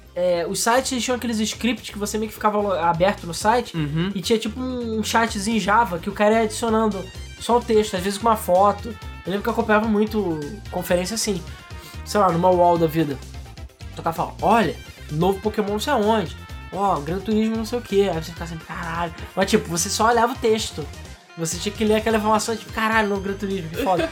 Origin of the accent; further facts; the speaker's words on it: Brazil; eu aqui, sendo brasileiro pobre